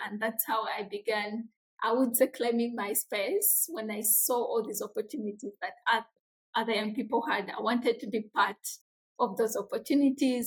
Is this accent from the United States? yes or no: no; Jinja, Eastern Region, Uganda; I come from a small, very small, humble community in a district called Jinja. It's in the eastern parts of Uganda